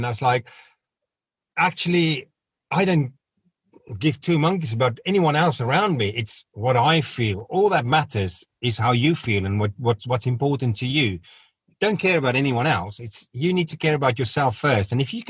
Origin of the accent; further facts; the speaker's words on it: South Africa; it was because of my background growing up in South Africa, it was very suppressed.